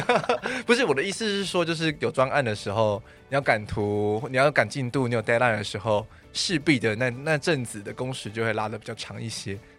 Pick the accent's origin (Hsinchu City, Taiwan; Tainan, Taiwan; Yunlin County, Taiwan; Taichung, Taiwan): Taichung, Taiwan; now in Taipei, Taiwan; 因为我台中人